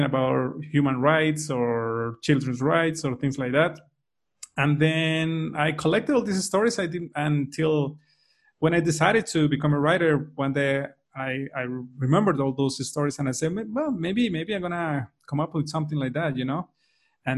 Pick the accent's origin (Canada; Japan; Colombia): Colombia; Sogamoso, Boyacá; also born or lived in Dublin; my hometown, which is Sogamoso.